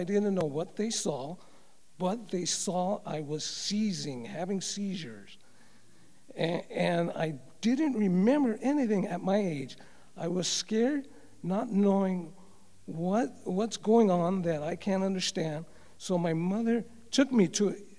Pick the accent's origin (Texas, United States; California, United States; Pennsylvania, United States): California, United States; Los Angeles; also born or lived in Covina; As I was growing up in Los Angeles, I attended a Catholic church and tried my best as a little boy to understand the faith